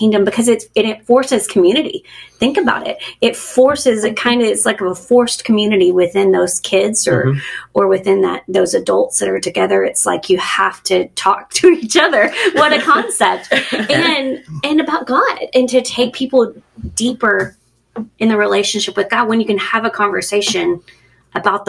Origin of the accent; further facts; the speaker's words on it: Texas, United States; moved away; I'm from Texas.